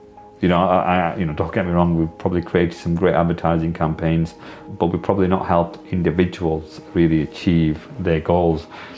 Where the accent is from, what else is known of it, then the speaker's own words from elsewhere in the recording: Blackburn, North West England, United Kingdom; it's very different to when I was growing up as somebody from the South Asian heritage community